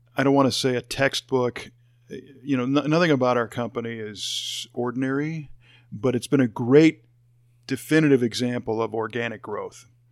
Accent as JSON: {"language": "English", "town": "Chicago", "region": "Illinois", "country": "United States", "tie": "born or raised there", "also_born_or_lived": "Los Angeles, California", "moved": "as an adult", "said": "I grew up in the Chicago area, and then I lived in L"}